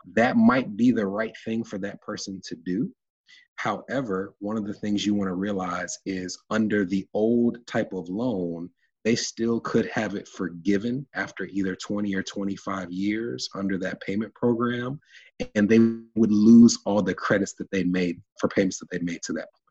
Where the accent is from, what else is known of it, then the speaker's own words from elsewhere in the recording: Nashville, Tennessee, United States; I was uh, born and raised in Nashville, Tennessee